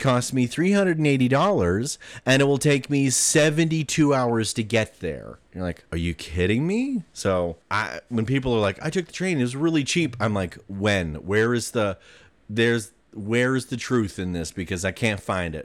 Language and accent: English; Taylorsville, Utah, United States; growing up in Taylorsville